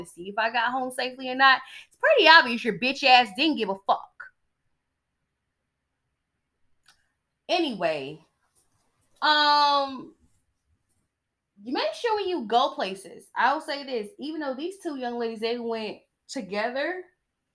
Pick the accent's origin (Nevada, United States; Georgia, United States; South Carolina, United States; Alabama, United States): Georgia, United States; I'm from Georgia